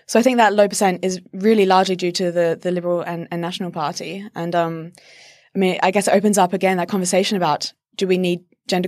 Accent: South Australia, Australia; I'm from South Australia and we've never had a woman premier.

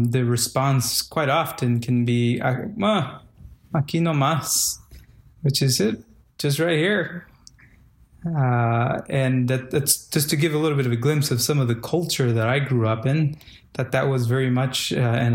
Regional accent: Guatemala; moved away; Culturally, I am from Guatemala

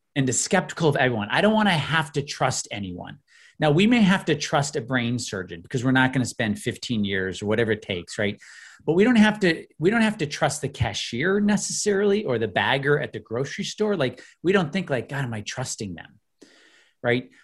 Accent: outside of Chicago, Illinois, United States; I grew up in the Midwest. I grew up in Illinois outside of Chicago

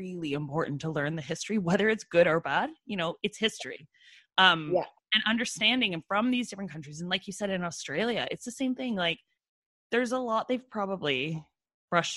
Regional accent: Brantford, Ontario, Canada; I grew up in Brantford

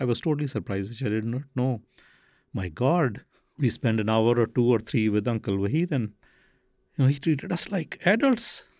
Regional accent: Faisalabad, Punjab, Pakistan; moved away; also born or lived in Brooklyn / Saginaw, Michigan; I was born in Faisalabad, Pakistan, which used to be called Lilpur

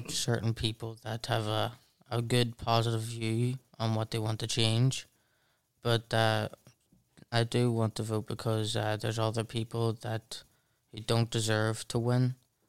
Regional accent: Derry, Northern Ireland, United Kingdom; born or raised there

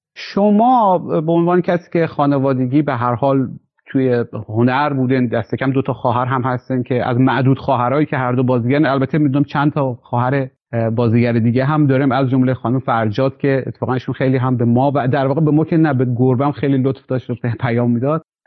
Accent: Khorasan, Iran; به عنوان خراسانی تبریم

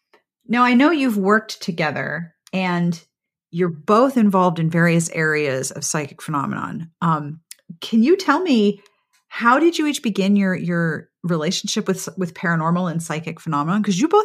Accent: Pittsburgh, Pennsylvania, United States; moved away; also born or lived in Columbia, South Carolina; I'm very much Yankee. I'm from Pittsburgh

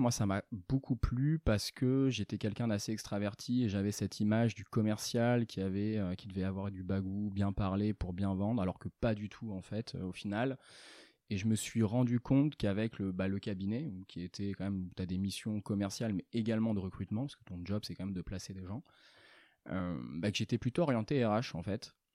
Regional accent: Angoulême, Nouvelle-Aquitaine, France; je suis originaire d'Angoulême, d'abord. J'ai commencé là-bas avec un bac ES

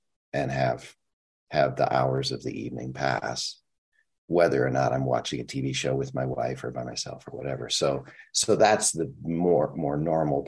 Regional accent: Minnesota, United States; I'm from Minnesota

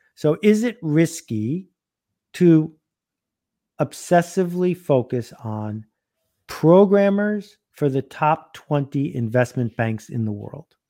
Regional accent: Buffalo, New York, United States; I grew up in Buffalo playing hockey

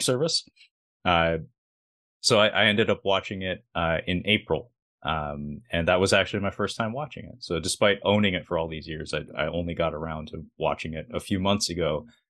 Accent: Seattle, Washington, United States; I'm from Seattle

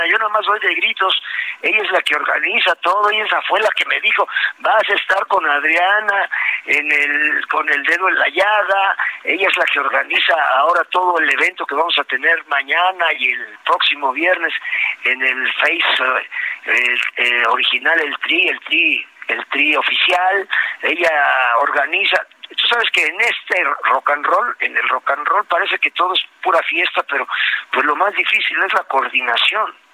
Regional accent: Puebla, Mexico; moved away; pues yo soy de allá de la Bella República, de los camots y los borrachitos

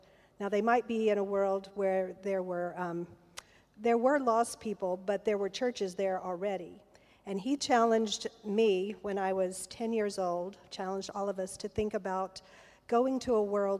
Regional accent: United States; moved away; also born or lived in Arkansas / Texas; I grew up in Arkansas and Texas in the U.S.

